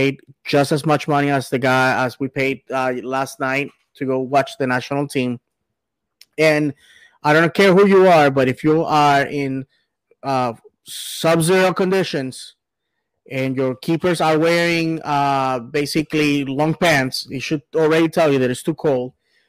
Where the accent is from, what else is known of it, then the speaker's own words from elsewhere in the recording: United States; as an American